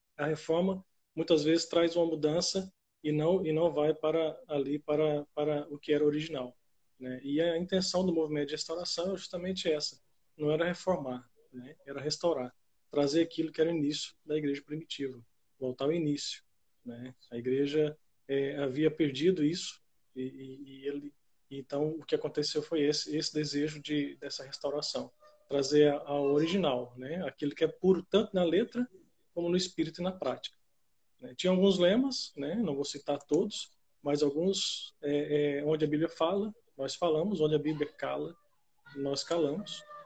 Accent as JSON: {"language": "Portuguese", "town": "Itapuranga", "region": "Goiás", "country": "Brazil", "tie": "born or raised there", "also_born_or_lived": "Paraguay / Portugal", "moved": "as an adult", "lives_now": "Carcavelos, Portugal", "said": "eu sou natural da cidade de Itapuranga, lá no interior de Goiás"}